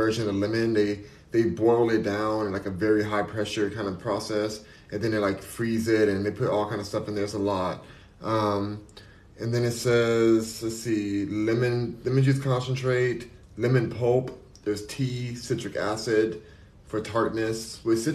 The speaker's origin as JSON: {"language": "English", "town": "Los Angeles", "region": "California", "country": "United States", "tie": "born or raised there", "said": "I'm born and raised in California, in LA. I'm born and raised in LA, so I'm gonna always love it"}